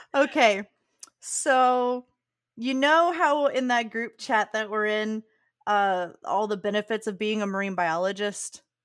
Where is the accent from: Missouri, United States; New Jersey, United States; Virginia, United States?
Virginia, United States; Southern; now in South Carolina, United States; growing up in Virginia is that we used to go to Williamsburg in the fall and in Virginia, the part of Virginia I'm from, which is Southern Virginia